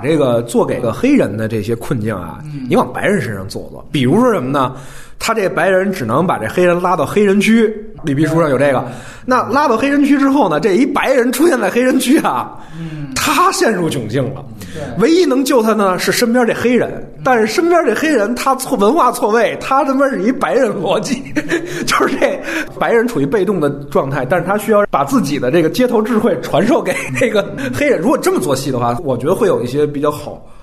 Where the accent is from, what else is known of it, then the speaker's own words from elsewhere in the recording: China; 因为我是中国人